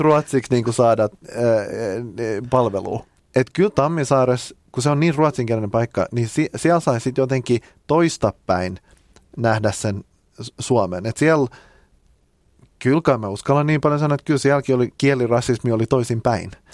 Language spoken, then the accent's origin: Finnish; Finland; mä oon suomenruotsalainen